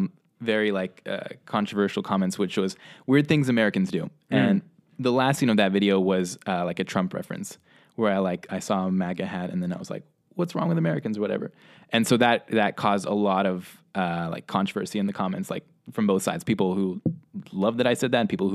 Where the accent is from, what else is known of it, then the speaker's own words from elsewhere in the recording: Russia; also born or lived in Spain / Hong Kong; I grew up in Russia, Spain, and Hong Kong, traveled the world as a kid, had a great lifestyle.